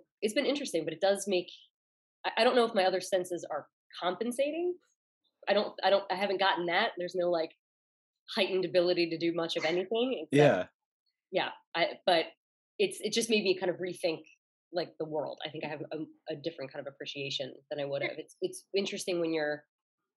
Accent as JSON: {"language": "English", "town": "Philadelphia", "region": "Pennsylvania", "country": "United States", "said": "I'm from Philly, so there's a lot of, they throw extra letters in things"}